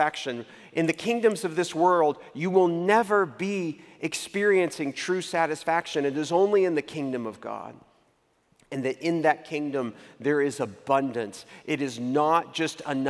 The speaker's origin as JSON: {"language": "English", "town": "Waco", "region": "Texas", "country": "United States", "tie": "born or raised there", "also_born_or_lived": "New York City", "moved": "as an adult", "said": "I grew up in the Greater Metropolitan Cultural Center of Waco, Texas."}